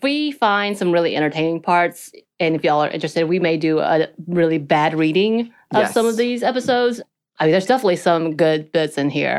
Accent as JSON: {"language": "English", "area": "small town near Canton", "region": "Georgia", "country": "United States", "tie": "born or raised there", "said": "If you know anything about my hometown, we would go to Canton, Georgia, which people still don't know."}